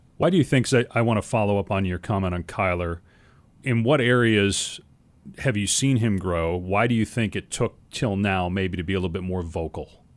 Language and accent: English; Madison, Wisconsin, United States; moved away as an adult; also born or lived in Syracuse, New York / East Coast / Midwest; now in Arizona, United States; I grew up in Madison, Wisconsin, and I didn't leave the state until I was eighteen years old